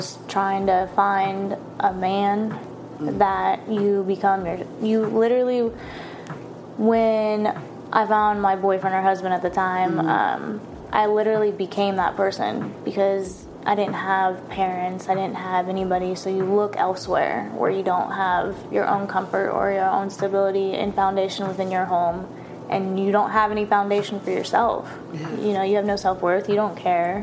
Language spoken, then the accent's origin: English; Florida, United States; moved away; I'm originally from Florida